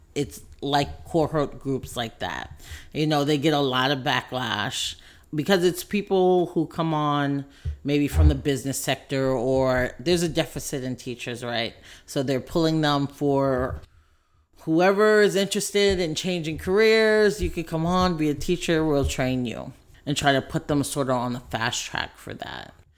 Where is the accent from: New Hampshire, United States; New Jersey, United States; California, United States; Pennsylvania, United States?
California, United States; San Francisco; also born or lived in Oakland; now in Richmond, United States; I grew up in San Francisco